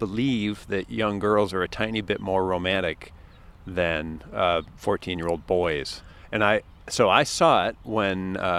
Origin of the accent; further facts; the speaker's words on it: Mackinac Island, Michigan, United States; I grew up on Mackinac and going to Grand Hotel